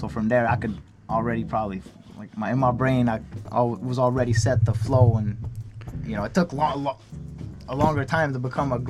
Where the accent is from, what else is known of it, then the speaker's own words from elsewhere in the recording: Longueuil, Quebec, Canada; also born or lived in Montreal; I was actually born in Montreal, but I was raised in on the South Shore, Greenfield Park, Longueuil.